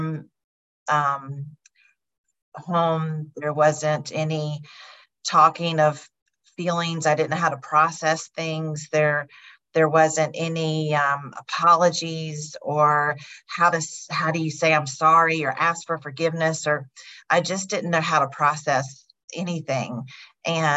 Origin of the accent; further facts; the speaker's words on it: North Carolina, United States; also born or lived in Louisiana; I am from North Carolina, but I'm in Chicago right now.